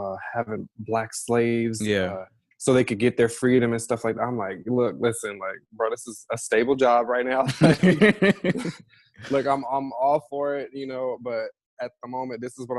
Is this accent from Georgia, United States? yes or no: yes; Southern Georgia, United States; also born or lived in Detroit, Michigan; I was born in Detroit and then raised in Southern Georgia.